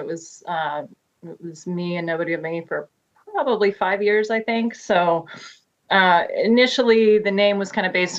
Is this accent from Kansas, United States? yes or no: yes; Wichita, Kansas, United States; moved away as an adult; now in Maryland, United States; I grew up in Wichita, Kansas.